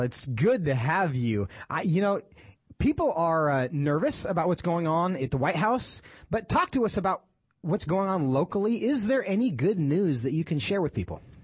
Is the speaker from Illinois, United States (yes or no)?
no; Texas, United States; in my home state of Texas